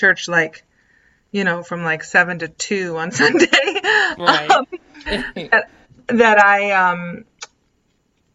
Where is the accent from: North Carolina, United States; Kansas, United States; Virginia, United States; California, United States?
Virginia, United States; Southern; I grew up in Southern Virginia